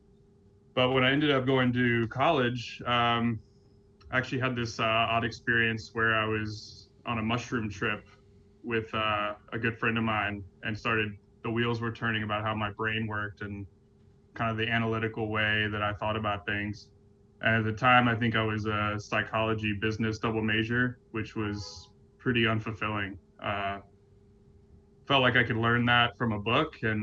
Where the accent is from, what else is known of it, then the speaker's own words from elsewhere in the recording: Durham, North Carolina, United States; moved away as an adult; also born or lived in Copenhagen, Denmark; now in New York City, United States; I grew up in Durham, North Carolina, which is kind of one of the oases of the South